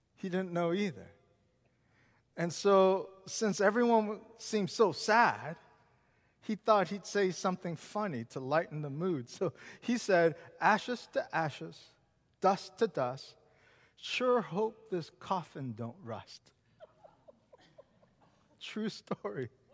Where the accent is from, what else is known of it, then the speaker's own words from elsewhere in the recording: Seattle, Washington, United States; moved away; also born or lived in Richmond, Virginia; I grew up in Seattle